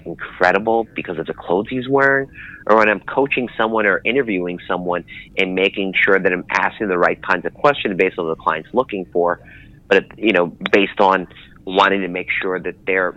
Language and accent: English; New York City, New York, United States; growing up in Brooklyn, being raised in Queens, and being the child of Philippine immigrants